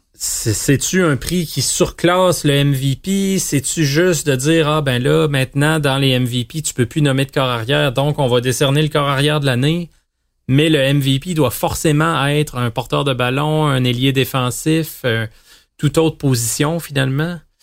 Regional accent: Quebec, Canada

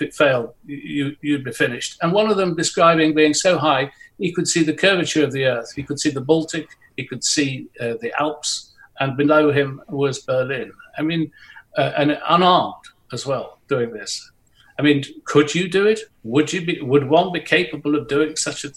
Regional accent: Nottingham, East Midlands, United Kingdom; I was born in Nottingham, there were still bomb sites there

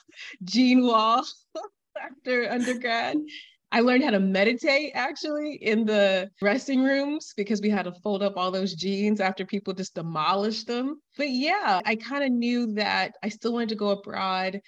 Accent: Atlanta, Georgia, United States; moved away as an adult; also born or lived in Miami, United States / La Rioja, Spain / Catalonia, Spain; now in Valencia, Spain; I'm from Atlanta and I lived in Miami

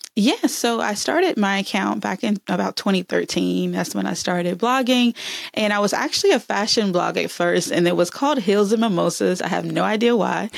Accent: Alabama, United States; moved away; also born or lived in Texas / Atlanta; I'm from Alabama

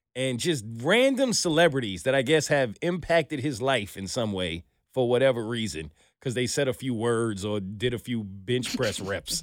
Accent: New York, United States; I'm from New York

